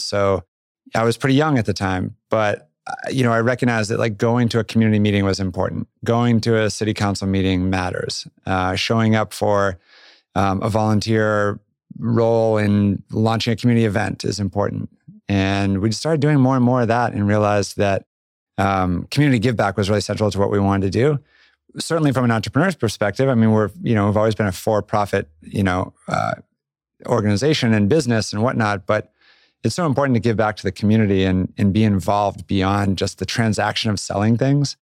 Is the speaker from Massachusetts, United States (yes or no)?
yes; Boston suburbs, Massachusetts, United States; moved away as an adult; also born or lived in Vermont / Jackson, Wyoming; I grew up on the East Coast, Boston suburbs and school up in Vermont